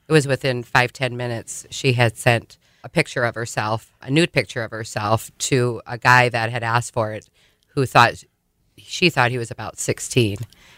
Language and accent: English; Sioux Falls, South Dakota, United States; moved away; Well, you know, I was raised here in Sioux Falls, and I actually left the borders of South Dakota thinking there was just going to be a much better life out there.